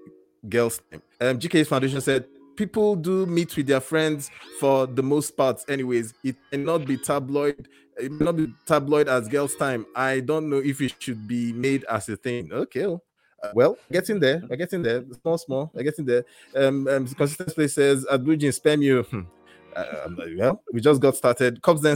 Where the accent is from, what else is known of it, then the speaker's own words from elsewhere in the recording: Calgary, Alberta, Canada; from Calgary, Canada, and this is the Breakfast by BlueJeans show.